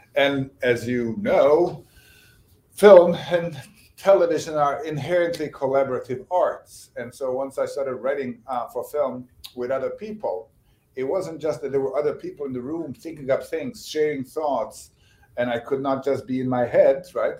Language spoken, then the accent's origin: English; Bosnia & Herzegovina; first language Bosnian; English is a second language; moved away as an adult; also born or lived in Sarajevo; now in United States; I grew up in Bosnia